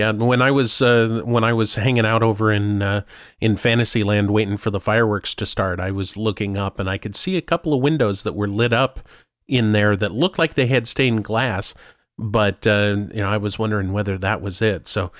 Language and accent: English; Hong Kong; English is a second language; Here I am from Hong Kong, you know, wow.